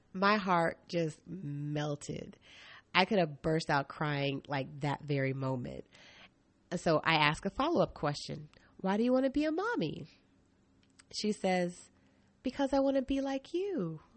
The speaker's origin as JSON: {"language": "English", "region": "East Coast", "country": "United States", "moved": "yes", "lives_now": "Portland, United States", "said": "I'm from the East Coast"}